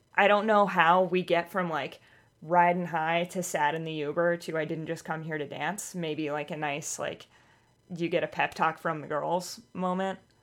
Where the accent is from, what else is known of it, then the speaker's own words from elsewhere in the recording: Missouri, United States; moved away as an adult; also born or lived in Boston area; now in Boston, United States; I grew up in Missouri.